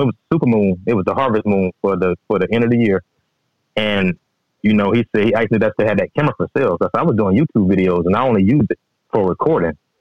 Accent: Register, Georgia, United States; now in Statesville, United States; I stay in Statesville. But I'm originally from Register. You know, there's nothing but woods out there.

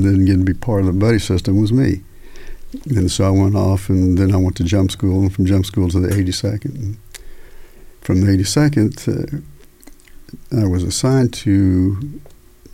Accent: Tulsa, Oklahoma, United States; also born or lived in Texas Panhandle; I grew up in Tulsa, Oklahoma, basically, and a little bit in the panhandle of Texas before

